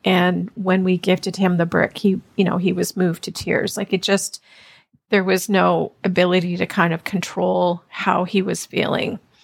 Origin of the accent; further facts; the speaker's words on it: Ontario, Canada; also born or lived in Toronto; So, yes, I grew up in Canada and mostly in Ontario.